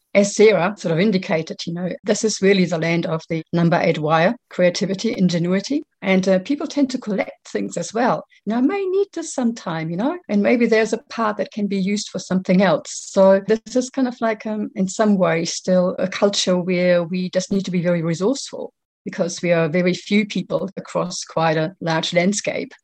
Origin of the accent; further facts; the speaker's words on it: Germany; now in New Zealand; I live in Aotearoa. I'm originally from Germany